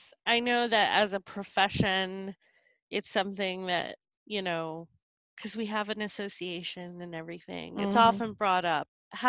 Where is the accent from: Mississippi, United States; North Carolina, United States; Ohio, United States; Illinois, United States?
North Carolina, United States; also born or lived in Stockton, California / upstate New York / Colorado / Texas; now in Seattle, United States; So I was born in California, in Stockton, California. And we moved to upstate New York when I was a kid, when I was a baby, like two. And we moved to North Carolina when I was seven.